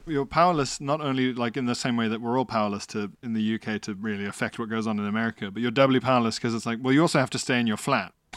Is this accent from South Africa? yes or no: yes; South Africa; as a South African, under apartheid